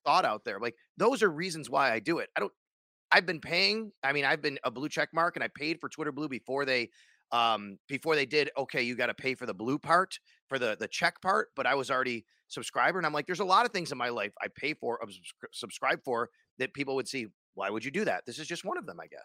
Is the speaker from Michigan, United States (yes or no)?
no; Cheektowaga, New York, United States; now in Buffalo, United States; I grew up in Cheektowaga